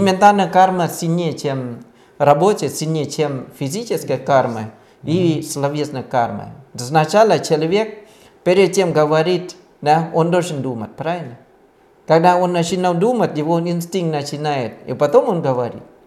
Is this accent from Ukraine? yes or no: no; Thailand; Russian is a second language; now in Russia; я родился в Таиланде